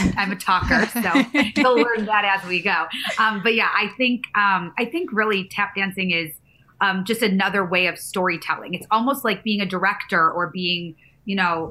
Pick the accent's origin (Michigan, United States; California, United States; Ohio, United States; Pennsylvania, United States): Michigan, United States; moved away as an adult; now in New York, United States; I'm from Michigan and I had just gotten to New York.